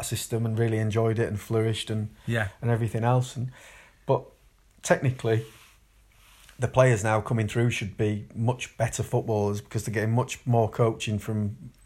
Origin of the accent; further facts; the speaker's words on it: Leeds, Yorkshire and the Humber, United Kingdom; also born or lived in Wakefield / Castleford; lived on the outskirts of Leeds, but close to Castleford. So I went to school in Castleford